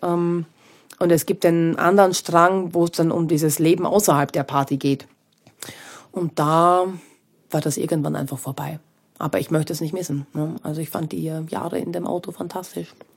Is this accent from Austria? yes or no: yes; Austria; moved away; ich bin aus Österreich weg